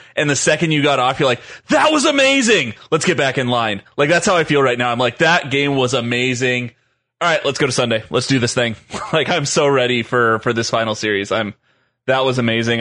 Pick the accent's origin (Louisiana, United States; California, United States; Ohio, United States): California, United States; Southern; I grew up in Southern California